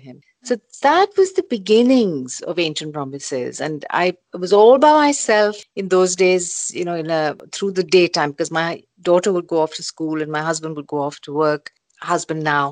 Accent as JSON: {"language": "English", "country": "India", "tie": "born or raised there", "said": "when I was growing up in India"}